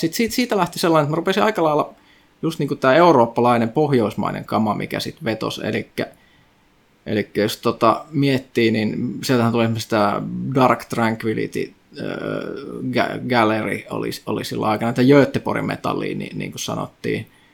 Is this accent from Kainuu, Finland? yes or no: yes; Kajaani, Kainuu, Finland; moved away; mä oon siis Kajaanista alun perin, siis pohjoinen kaupunki